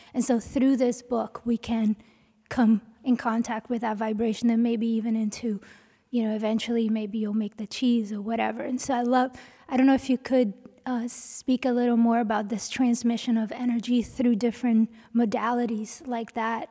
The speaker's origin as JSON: {"language": "English", "town": "New Orleans", "region": "Louisiana", "country": "United States", "said": "I'm from New Orleans"}